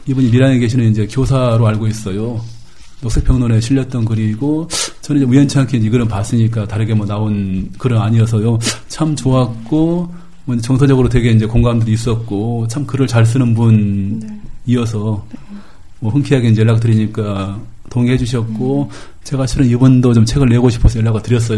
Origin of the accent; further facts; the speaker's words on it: Gwangju, South Korea; 제가 또 광주 출신이니까